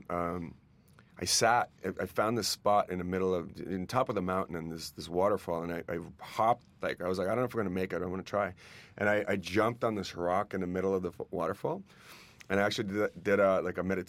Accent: Estonia; moved away; I grew up in Estonia in the Soviet times

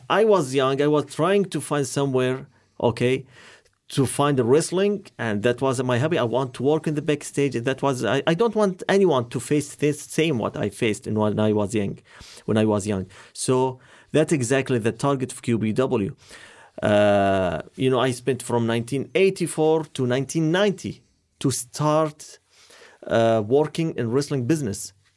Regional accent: Qatar; I'm from Qatar.

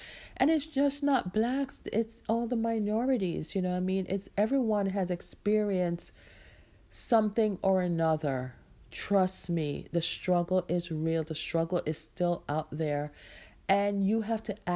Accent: Jamaica; moved away; I am a Jamaican-born woman out here trying to do it as a single mom

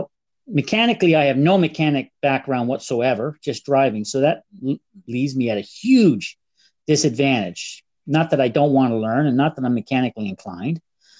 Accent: Canada; Being Canadian makes it a little more difficult because you got to do the conversion and you got to have that money with you.

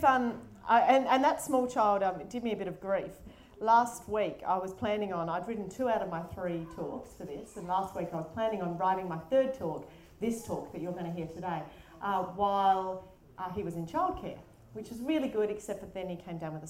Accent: Adelaide, South Australia, Australia; I'm from Adelaide, which is why my accent might sound a bit funnier, but it's not from Auckland.

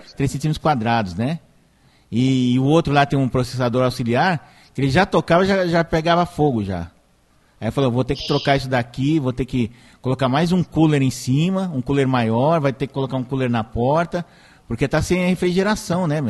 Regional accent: São Caetano do Sul, São Paulo, Brazil; quando eu era criança, lá no São Caetano

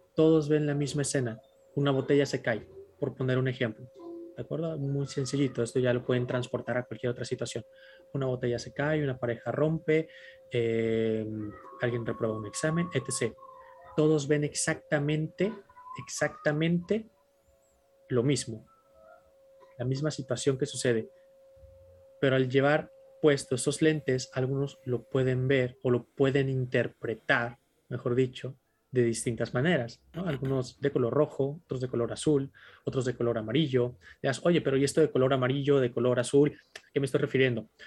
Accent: Tijuana, Baja California, Mexico; yo soy primera generación de Tijuana dentro de mi familia

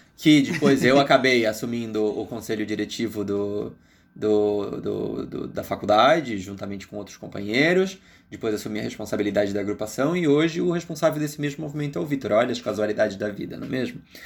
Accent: Brazil; moved away; also born or lived in Argentina; nós somos brasileiros

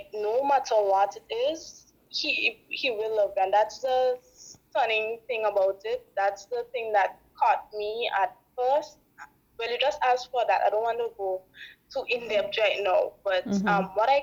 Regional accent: Grenada; I'm from Grenada

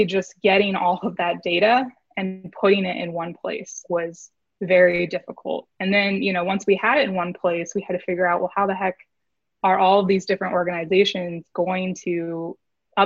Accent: Des Moines, Iowa, United States; moved away as an adult; also born or lived in St. Louis / Chicago; now in Austin, United States; I grew up in Des Moines, Iowa

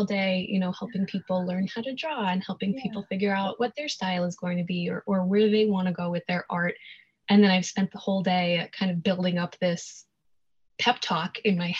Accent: New York City, New York, United States; I was born and raised in New York, here in New York City

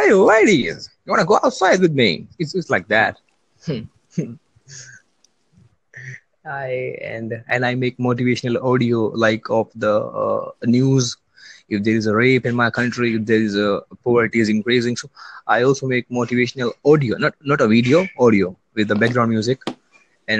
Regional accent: India; also born or lived in New Delhi; I'm from India

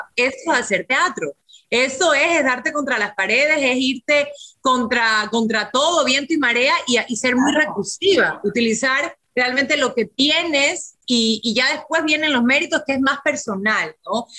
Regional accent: Ecuador; pensé en mi país

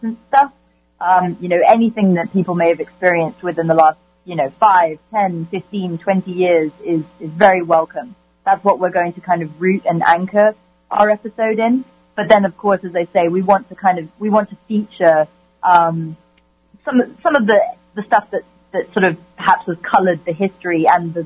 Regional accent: United Kingdom; I'm British

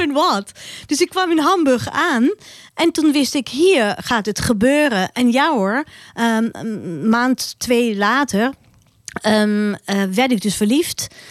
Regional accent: Austria; Dutch is a second language; moved away as an adult; now in Netherlands; mijn roots zijn in Oostenrijk. En eh, mijn hart ligt daar

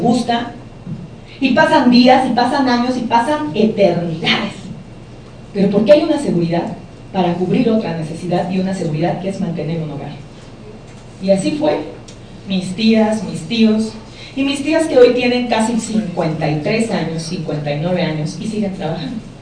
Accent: Mexico; En mi país, cuando yo estudié, el semestre costaba 60 mil pesos mexicanos

